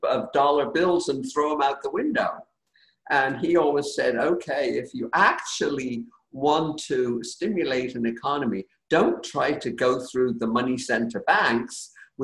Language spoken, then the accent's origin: English; United Kingdom; now in United States; I grew up in Britain, and this is my beloved adopted country